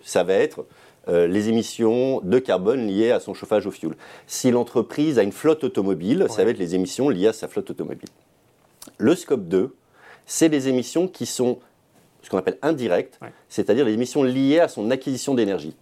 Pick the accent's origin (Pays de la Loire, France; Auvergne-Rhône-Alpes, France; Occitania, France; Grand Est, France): Auvergne-Rhône-Alpes, France; Savoie; ma région d'origine, la Savoie